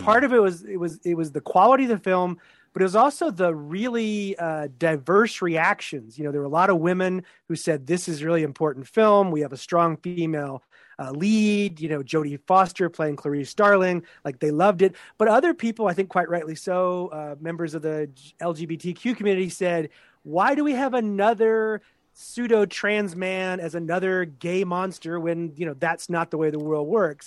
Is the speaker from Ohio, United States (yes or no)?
no; Texas, United States; also born or lived in Pennsylvania; now in Syracuse, United States; I'm originally from Texas